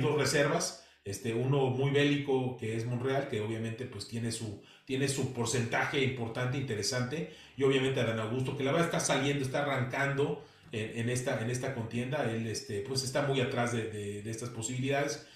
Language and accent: Spanish; Mexico; como mexicanos